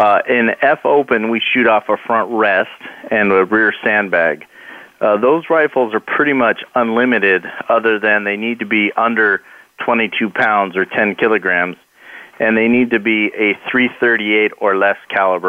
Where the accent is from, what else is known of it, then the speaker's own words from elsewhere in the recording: Mesa, Arizona, United States; I grew up here in Mesa, Arizona